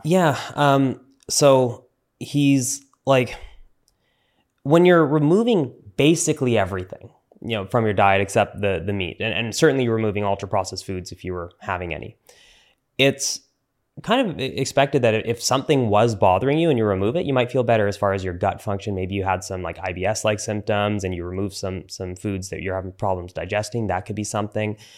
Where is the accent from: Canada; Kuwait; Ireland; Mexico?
Canada; I'm Canadian